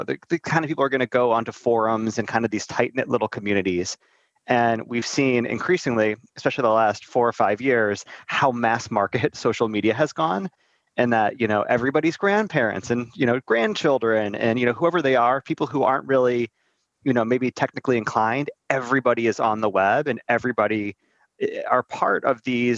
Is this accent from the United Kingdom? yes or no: no; Northeast Ohio, United States; I'm from Northeast Ohio